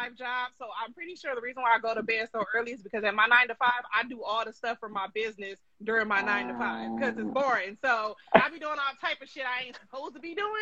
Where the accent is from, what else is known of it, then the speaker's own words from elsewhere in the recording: California, United States; I'm from California. Born and raised